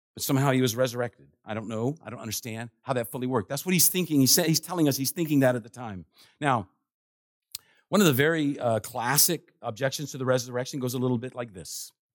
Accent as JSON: {"language": "English", "town": "Washington", "region": "District of Columbia", "country": "United States", "tie": "born or raised there", "said": "I was born in Washington, D C"}